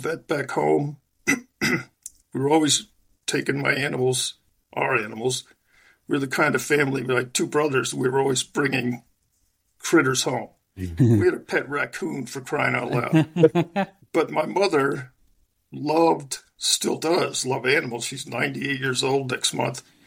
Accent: Long Island, New York, United States; I'm originally from Western New York, south of Buffalo, and I spent my first 4 or 5 years there and then moved to Long Island.

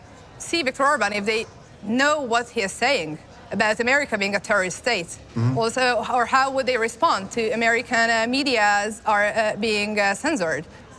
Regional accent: Hungary; I'm from Hungary.

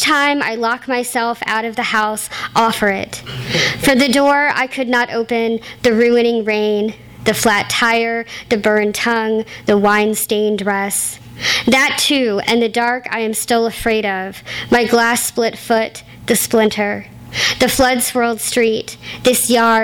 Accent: Gulf Coast, United States; I am a Gulf Coaster.

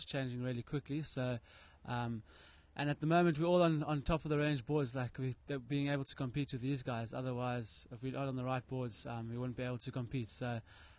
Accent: Cape Town, Western Cape, South Africa; from Cape Town, South Africa, 26 years old.

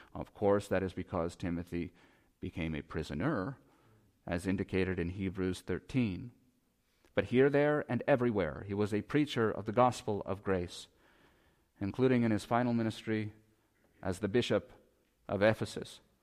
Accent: United States; we as American Christians

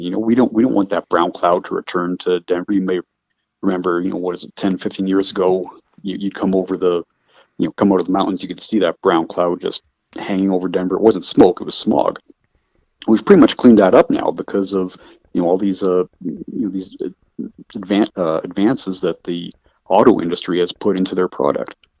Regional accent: Calgary, Alberta, Canada; moved away; I'm from Canada. I was born in Calgary, uh, Calgary, Alberta

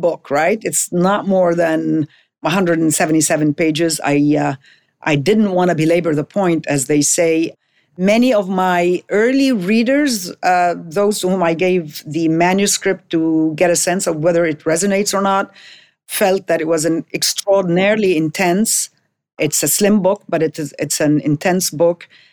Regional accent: Jordan; moved away as an adult; also born or lived in Lebanon; now in Beirut, Lebanon; I am Lebanese-born. In nineteen sixty-two, when I was barely five months old, uh, my family had to move to Jordan

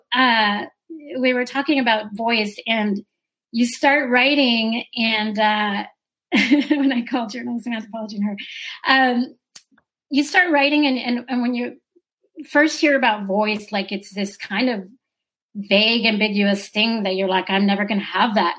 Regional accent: Brownsville, Texas, United States; now in Houston, United States; growing up in Brownsville, South Texas

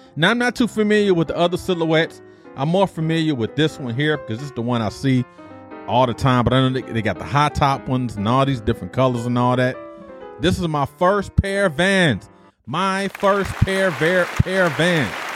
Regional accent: Detroit, Michigan, United States; my nostalgic memories growing up in Detroit

